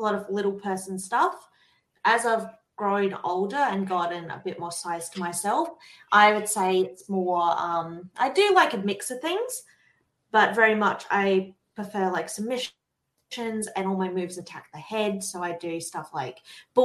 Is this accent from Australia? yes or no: yes; Adelaide, South Australia, Australia; And I'm from Adelaide, South Australia, right at the bottom of Australia.